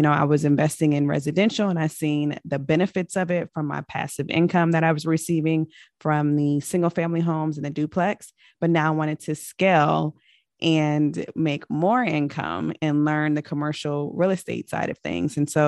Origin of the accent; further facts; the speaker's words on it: Richmond, Virginia, United States; also born or lived in Germany / Kentucky / California / Colorado; But I am originally from Richmond, Virginia. My father was in the military for 23 years. So I've lived all over the world and referred to as a military brat. So I was born in Germany.